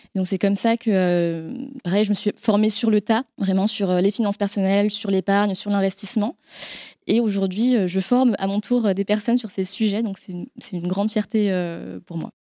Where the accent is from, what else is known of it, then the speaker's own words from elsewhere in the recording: France; also born or lived in Vietnam; j'étais adoptée euh, à l'âge de 6 mois par mes parents, euh, qui sont du coup euh, bah, effectivement très franco-français